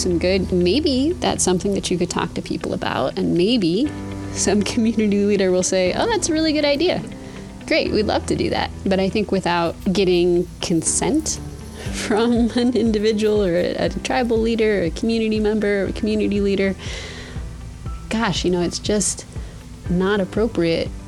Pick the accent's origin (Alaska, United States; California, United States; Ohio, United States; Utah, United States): Alaska, United States; Anchorage; also born or lived in Mount Edgecumbe, Sitka, Alaska; I was raised mostly in Anchorage, Alaska